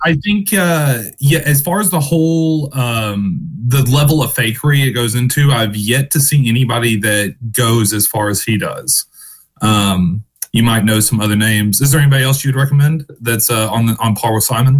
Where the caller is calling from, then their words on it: Western Kentucky, United States; I'm calling from Kentucky, Western Kentucky